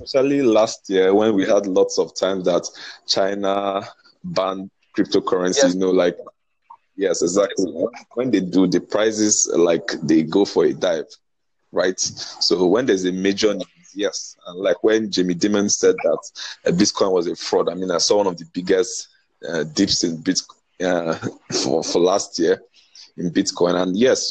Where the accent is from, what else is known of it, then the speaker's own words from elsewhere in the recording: Nigeria; I'm from Nigeria. I'm from Nigeria.